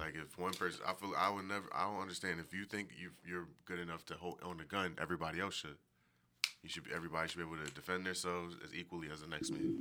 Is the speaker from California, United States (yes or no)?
no; Philadelphia, Pennsylvania, United States; I'm from Philly.